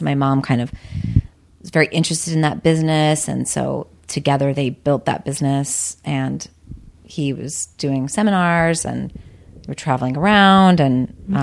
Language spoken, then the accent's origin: English; Boulder, Colorado, United States; I was born and raised in Boulder, Colorado